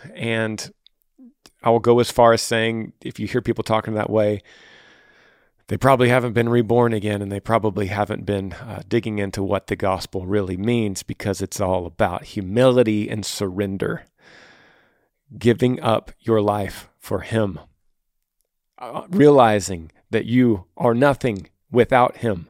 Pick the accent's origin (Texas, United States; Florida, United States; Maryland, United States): Texas, United States; my home state of Texas